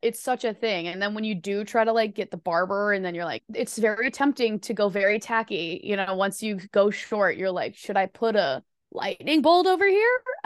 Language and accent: English; Midwest, United States; I'm like also from the Midwest